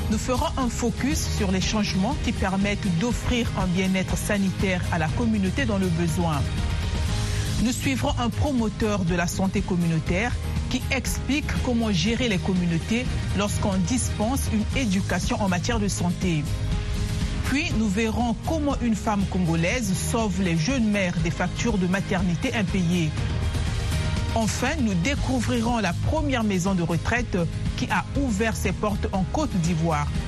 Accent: Addis Ababa, Ethiopia; je suis née à Addis Abeba et que mes parents avaient de l'argent pour m'amener à l'hôpital.

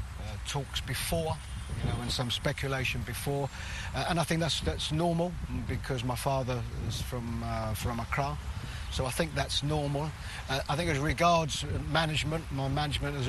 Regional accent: London, United Kingdom; I was born and brought up in London, England.

